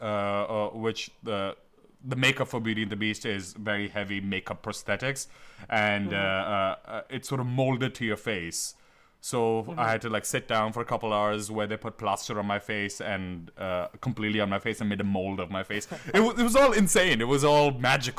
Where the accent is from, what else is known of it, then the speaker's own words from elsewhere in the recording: Delhi, India; moved away as an adult; also born or lived in New Haven, Connecticut; now in New York, United States; I grew up in Mayur Vihar, which is, as Delhi people call it, Jamunapar.